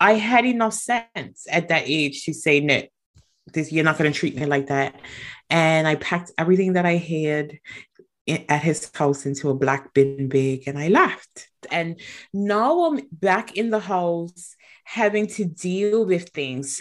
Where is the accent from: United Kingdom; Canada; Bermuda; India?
Bermuda; moved away as an adult; also born or lived in Atlanta; I was born in Bermuda, and that was where I was raised